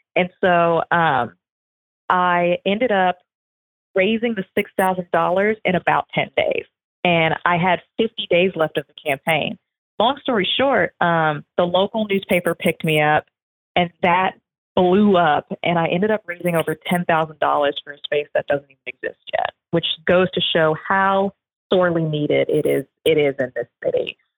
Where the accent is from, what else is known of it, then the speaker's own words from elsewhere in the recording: the South, United States; I grew up in the South.